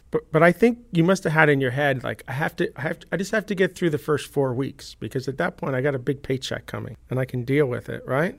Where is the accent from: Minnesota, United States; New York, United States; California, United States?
New York, United States; I grew up in New York